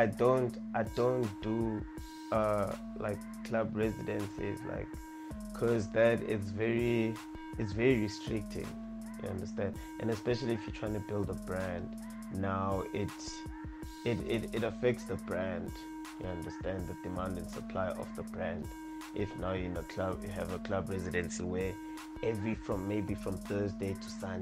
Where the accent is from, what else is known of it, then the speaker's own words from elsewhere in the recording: Manzini, Eswatini; moved away as an adult; originally from Manzini, Swaziland. I'm originally from Manzini Extension 7